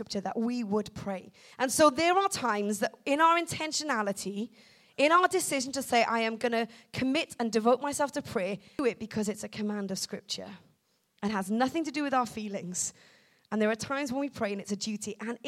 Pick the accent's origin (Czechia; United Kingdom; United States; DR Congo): United Kingdom; Wales; I'm from Wales.